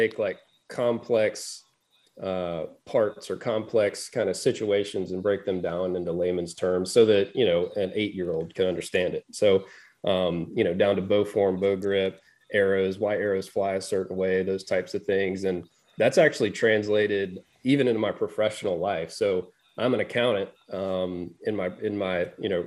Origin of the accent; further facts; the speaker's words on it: Northwest Florida, United States; moved away as an adult; now in Alabama, United States; I grew up in Northwest Florida